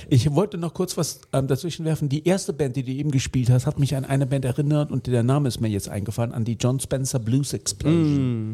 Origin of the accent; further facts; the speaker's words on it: Australia; moved away; mein Geburtsland